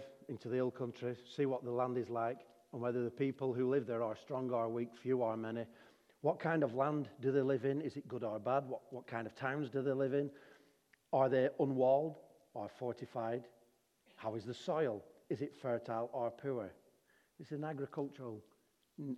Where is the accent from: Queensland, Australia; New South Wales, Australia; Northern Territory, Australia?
Northern Territory, Australia; Darwin; I'm from Darwin